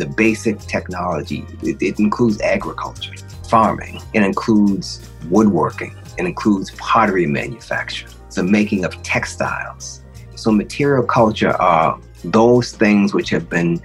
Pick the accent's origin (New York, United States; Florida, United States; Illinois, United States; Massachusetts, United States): Massachusetts, United States; Boston; now in Oakland, United States; I'm currently sitting at my desk in Oakland. Originally, I'm from Boston.